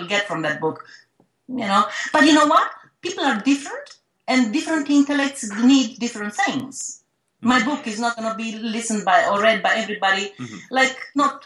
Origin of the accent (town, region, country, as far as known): Romania